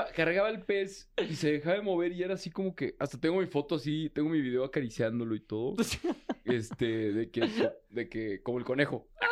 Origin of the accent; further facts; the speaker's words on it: Torreón, Coahuila, Mexico; yo soy del desierto, yo soy de Torreón